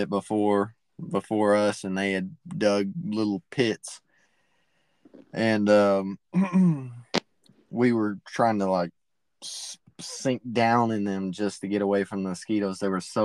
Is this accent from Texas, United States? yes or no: yes; East Texas, United States; I'm from East Texas